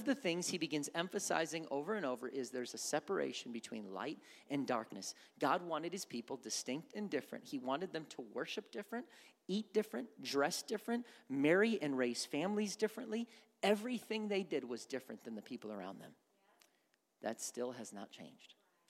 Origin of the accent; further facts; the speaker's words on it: Wisconsin, United States; I go back to Wisconsin, people say I sound like I'm from the South. I don't hear that.